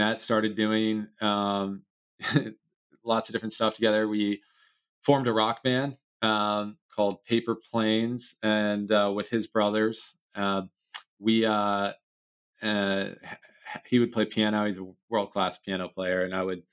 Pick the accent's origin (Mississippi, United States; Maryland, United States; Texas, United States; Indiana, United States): Maryland, United States; College Park; also born or lived in Washington; grew up a big Maryland Terrapins fan growing up in College Park, pretty much right on campus.